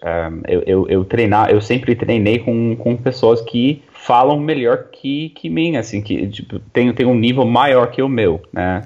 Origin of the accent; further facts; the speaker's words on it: New York, United States; first language English; Portuguese is a second language; moved away as an adult; now in Brazil; I'm American uh, from New York